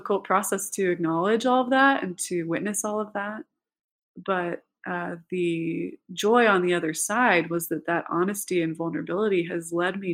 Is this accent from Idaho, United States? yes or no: yes; Idaho, United States; moved away; also born or lived in Provo, Utah; growing up in Idaho